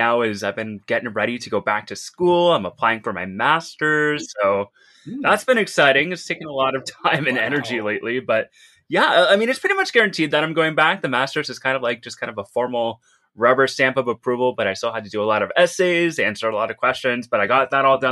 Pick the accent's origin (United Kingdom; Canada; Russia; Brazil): Canada; The Canadians knew. We knew.